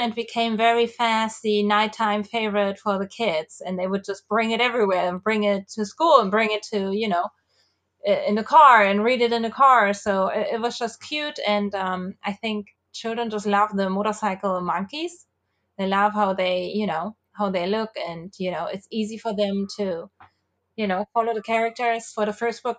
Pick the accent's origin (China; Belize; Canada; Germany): Germany; moved away; So I'm from Germany, uh, and I have n, grown up with, uh, mopeds mostly